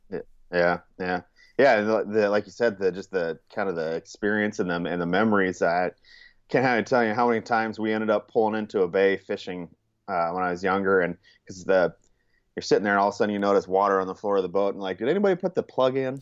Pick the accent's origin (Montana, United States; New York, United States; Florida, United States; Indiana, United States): Montana, United States; Churchill; also born or lived in California; I'd say Montana. That was where I spent most of my childhood